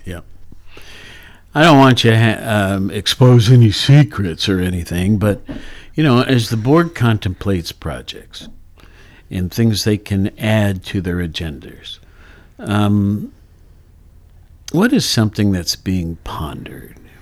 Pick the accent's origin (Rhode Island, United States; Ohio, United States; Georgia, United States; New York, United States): Ohio, United States; Worthington; also born or lived in Honolulu; now in Athens, United States; I was raised in Worthington.